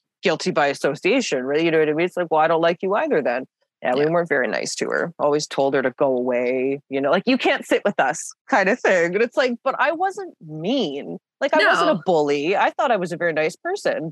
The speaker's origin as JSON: {"language": "English", "country": "Canada", "said": "I'm typical Canadian"}